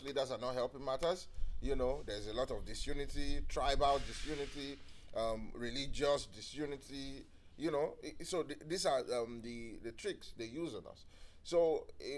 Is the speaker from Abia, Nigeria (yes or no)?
no; Lagos, Nigeria; I was born and brought up in Lagos State